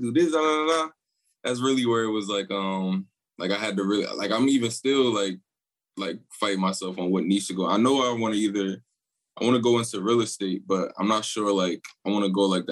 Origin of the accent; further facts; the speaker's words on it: New Jersey, United States; I'm from Jersey